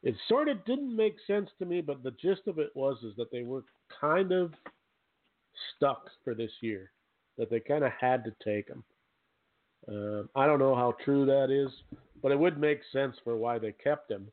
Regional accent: Canada; I'm just a poor farm boy from Canada

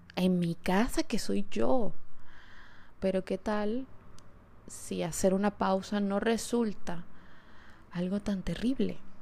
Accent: Caracas, Capital District, Venezuela; moved away; episodio lo estoy grabando desde Caracas, desde mi ciudad natal

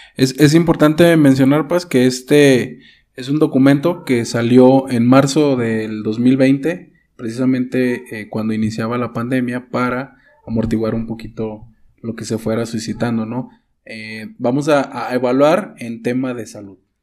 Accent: Mexico; nuestro país, nuestro país, este, México, para los que nos escuchan fuera de aquí, somos, somos de México

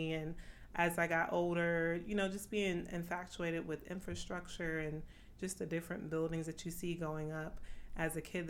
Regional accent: Boston, Massachusetts, United States; now in Florida, United States; I was raised in Boston

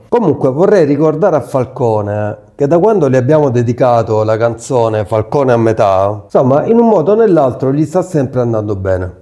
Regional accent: Merine, Apulia, Italy; Io sono di Merino

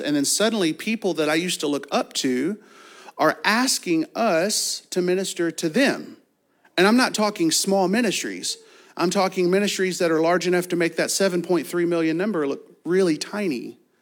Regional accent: Kentucky, United States; I'm from Kentucky and have a fourth grade education

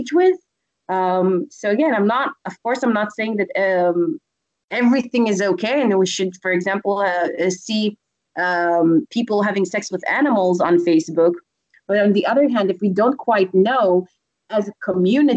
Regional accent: Israel; I come from Israel

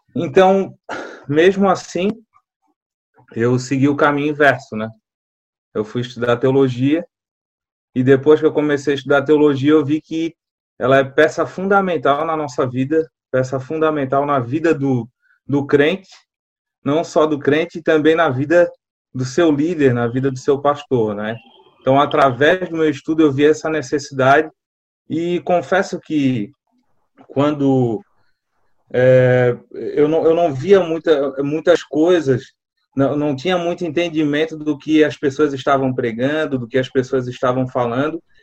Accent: Florianópolis, Santa Catarina, Brazil; eu sou manezinho de Floripa, manezinho da ilha, na verdade, né? Nasci na, na Carmela Dutra

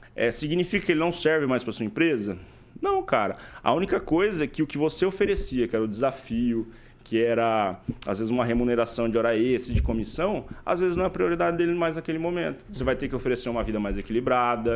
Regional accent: Paraíso do Norte, Paraná, Brazil; moved away as an adult; also born or lived in São Paulo; now in Maringá, Brazil; Eu não sou originalmente de Maringá, eu sou de Paraíso do Norte, que é uma hora daqui

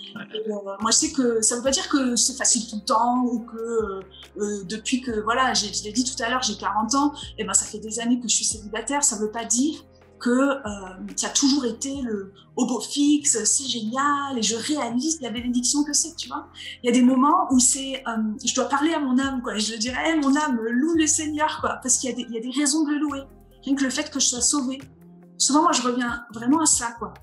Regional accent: Vosges, Grand Est, France; moved away as an adult; also born or lived in Alsace; now in Montpellier, France; je suis plutôt une fille du Nord-Est. Hein. Je suis née dans les Vosges, j'ai habité en Alsace

